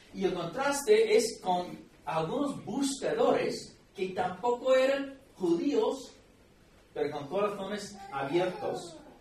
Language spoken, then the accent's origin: Spanish; United States; Spanish is a second language; now in León, Spain; nuestro país, Estados Unidos